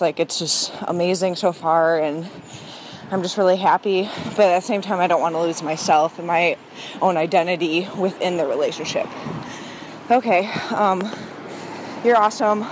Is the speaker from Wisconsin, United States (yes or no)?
no; Minneapolis, Minnesota, United States; I'm twenty-five, and I'm from Minneapolis. I live in Minneapolis